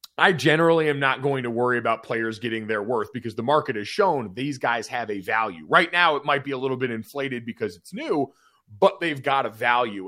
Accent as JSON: {"language": "English", "region": "Northeast", "country": "United States", "tie": "born or raised there", "said": "I grew up playing lacrosse in the Northeast."}